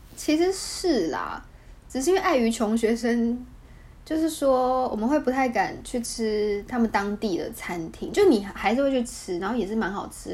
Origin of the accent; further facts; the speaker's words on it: Taiwan; also born or lived in Vietnam; 我是台湾人